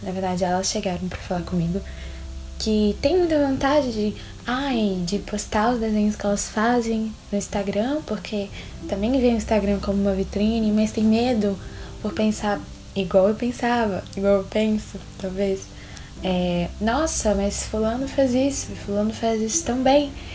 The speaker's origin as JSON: {"language": "Portuguese", "town": "Belo Horizonte", "region": "Minas Gerais", "country": "Brazil", "said": "sou de Belo Horizonte"}